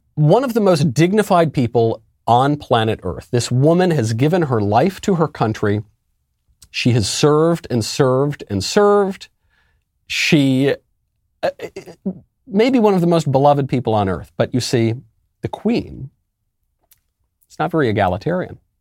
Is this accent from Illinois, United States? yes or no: no; New York, United States; where I grew up in New York